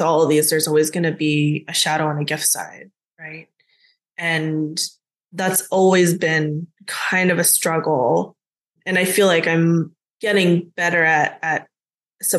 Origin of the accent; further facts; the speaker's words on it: United States; even though I was born in the States, I grew up speaking both Korean and English